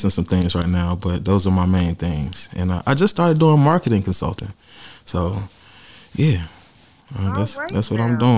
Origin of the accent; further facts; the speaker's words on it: New Bern, North Carolina, United States; I'm from New Bern, North Carolina. I'm 29 years old.